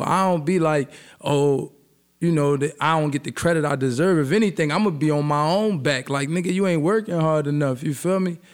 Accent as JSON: {"language": "English", "town": "Philadelphia", "region": "Pennsylvania", "country": "United States", "said": "I'm from Philly"}